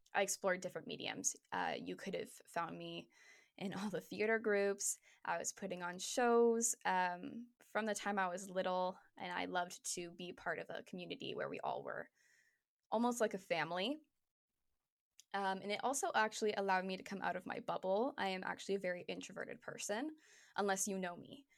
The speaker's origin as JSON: {"language": "English", "town": "Hamilton", "region": "Ontario", "country": "Canada", "tie": "born or raised there", "moved": "as an adult", "lives_now": "Toronto, Canada", "said": "I was in Hamilton still. I was in my hometown."}